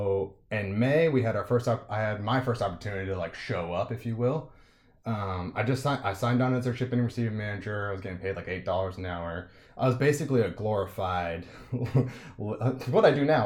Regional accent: Massachusetts, United States; moved away as an adult; also born or lived in California; I'm from Massachusetts originally.

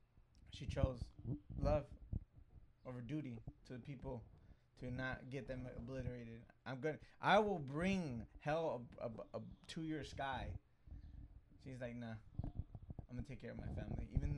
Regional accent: Mexico; Me being Mexican

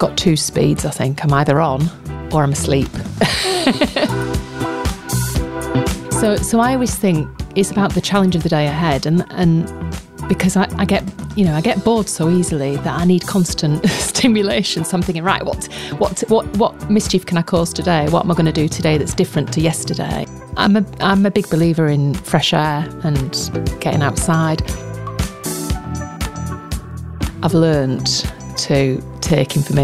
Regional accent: Colne, North West England, United Kingdom; moved away as an adult; also born or lived in Newcastle / Dundee / Fife / East Yorkshire; I love my hometown. I was brought up in a town called Colne in Lancashire

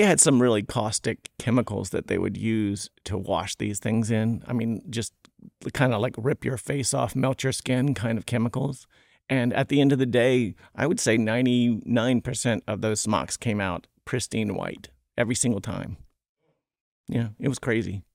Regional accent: Smithfield, Virginia, United States; I'm from Smithfield, Virginia, where the hams are made.

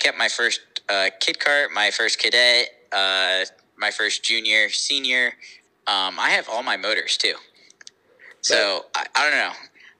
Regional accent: Connecticut, United States; now in Florida, United States; Well, I'm third generation American. I grew up in Connecticut. Now reside in technically Florida.

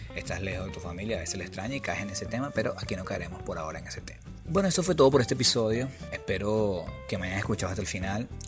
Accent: Venezuela; moved away as an adult; vengo de un lugar, o sea, que vengo de Venezuela, donde no hay buses

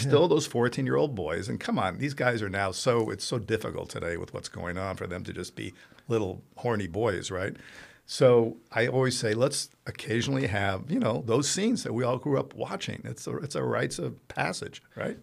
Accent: Italy; moved away; I grew up in Italy

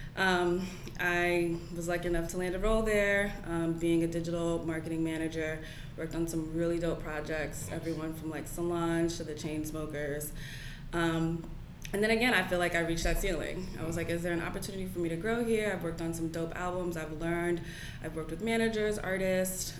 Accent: Englewood, New Jersey, United States; I'm from Englewood, New Jersey.

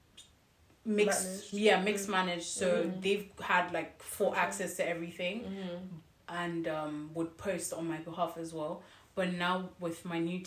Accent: Nigeria; I'm Nigerian

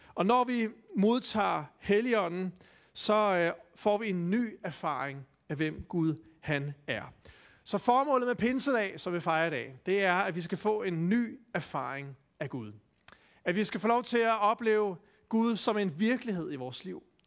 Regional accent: Denmark; som danskere

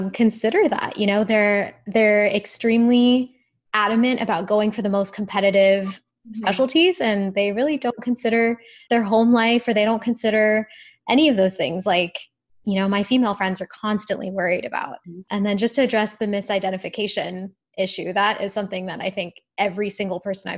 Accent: Ohio, United States; moved away; I am from Ohio originally

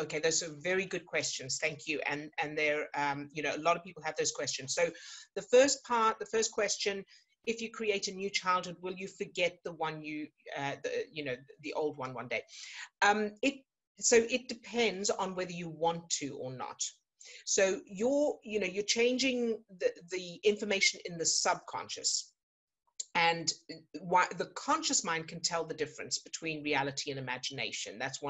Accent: South Africa; I was born into a circus family, that, you know, I grew up in South Africa, and there was a lot of moving around

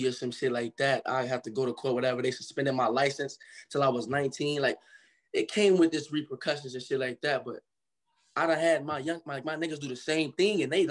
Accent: Cincinnati, Ohio, United States; also born or lived in Michigan; I was born in Michigan, but I grew up in Cincinnati, Ohio.

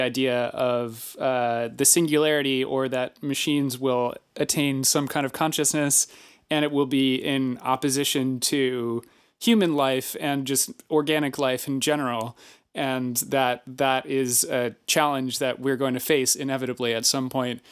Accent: Baltimore, Maryland, United States; growing up in Baltimore

